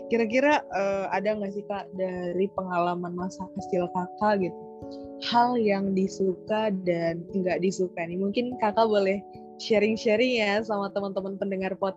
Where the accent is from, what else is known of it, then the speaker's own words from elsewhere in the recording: Bekasi, West Java, Indonesia; aku dulu pas kecil aku tinggal di Bekasi sih kak. Alhamdulillah sampai besar uh, aku nggak pindah-pindah.